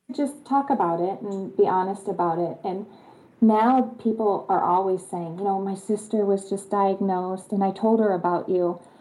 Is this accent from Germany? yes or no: yes; Germany; am from Germany